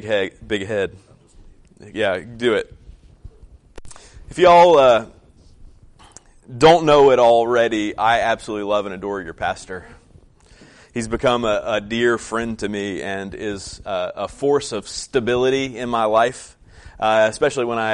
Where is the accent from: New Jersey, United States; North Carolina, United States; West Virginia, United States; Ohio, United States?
West Virginia, United States; moved away as an adult; also born or lived in Colorado; our experience growing up in West Virginia